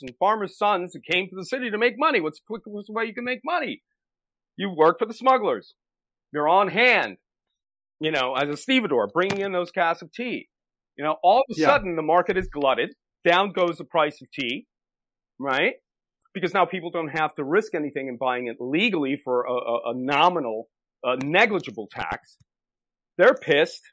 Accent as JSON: {"language": "English", "country": "United States", "said": "Americans, my fellow countrymen"}